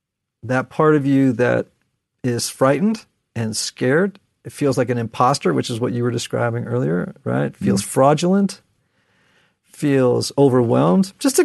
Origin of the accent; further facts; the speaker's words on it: Connecticut, United States; And I'm from Connecticut, so this is going to sound terrible.